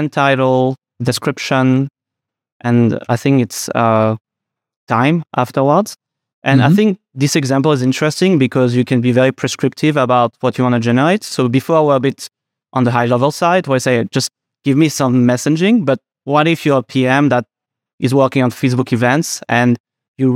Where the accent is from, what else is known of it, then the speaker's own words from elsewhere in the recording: Geneva, Switzerland; accent: French; English is a second language; moved away as an adult; now in San Francisco, United States; I'm from Geneva in Switzerland, which is kind of a mix between France and Switzerland.